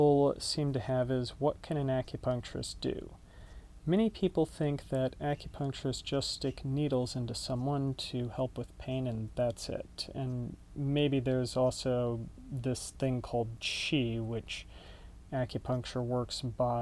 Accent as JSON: {"language": "English", "town": "Dallas", "region": "Texas", "country": "United States", "tie": "born or raised there", "also_born_or_lived": "Austin, Texas", "lives_now": "Denton, United States", "said": "I grew up in Dallas"}